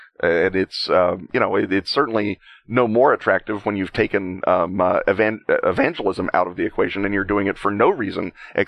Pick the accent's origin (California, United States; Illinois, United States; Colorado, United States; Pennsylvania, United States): Illinois, United States; Chicago; as a Chicagoan, I'm steeped in the lore of the Death to Disco rally at Comiskey Park